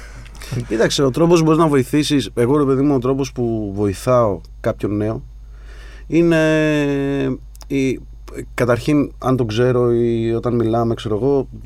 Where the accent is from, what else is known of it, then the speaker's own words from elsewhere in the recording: Sparta, Peloponnese, Greece; Την πρώτη φορά που έφυγα από τη Σπάρτη